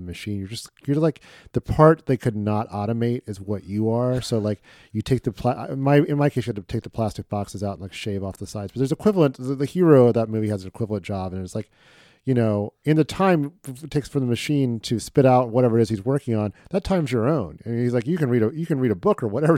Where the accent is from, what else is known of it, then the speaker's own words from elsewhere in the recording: Midwest, United States; as a Midwesterner